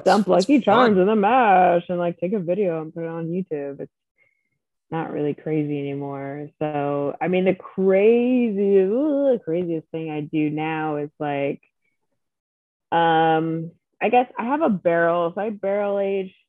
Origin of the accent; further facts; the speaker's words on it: United States; I'm that American person